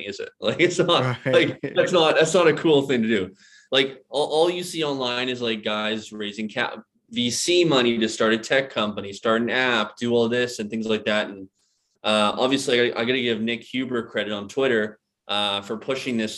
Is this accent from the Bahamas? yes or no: no; British Columbia, Canada; moved away as an adult; also born or lived in Philadelphia, United States; my hometown over in British Columbia